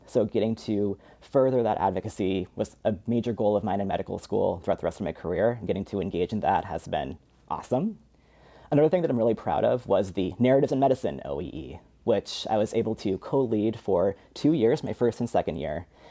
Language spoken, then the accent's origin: English; Spokane, Washington, United States; moved away; I was born and raised in Spokane, Washington